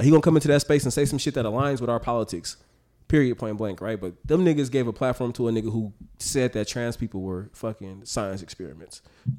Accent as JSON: {"language": "English", "town": "Oakland", "region": "California", "country": "United States", "said": "I'm from North Oakland. My auntie live around the corner on Ashby."}